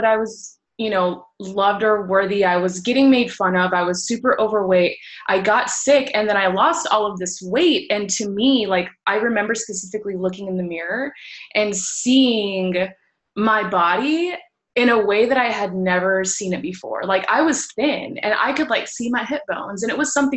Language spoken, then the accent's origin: English; Washington, District of Columbia, United States; moved away as an adult; now in Houston, United States; I actually have been in the Houston area for about 8 or 9 years now. I'm originally from Washington, D.C.